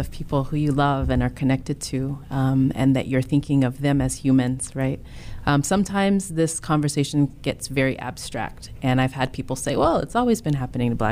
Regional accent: the South, United States; moved away; I grew up in the South myself

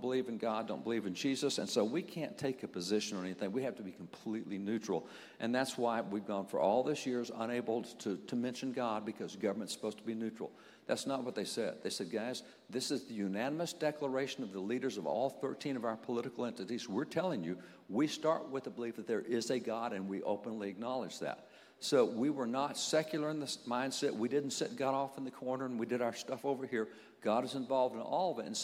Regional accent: Texas, United States; I'm a cowboy from Texas

